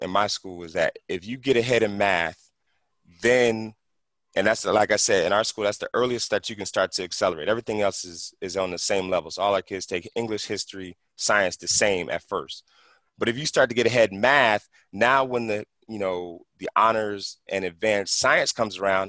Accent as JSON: {"language": "English", "town": "Philadelphia", "region": "Pennsylvania", "country": "United States", "tie": "born or raised there", "also_born_or_lived": "San Fernando Valley, California", "moved": "yes", "lives_now": "California, United States", "said": "I grew up in West Philly"}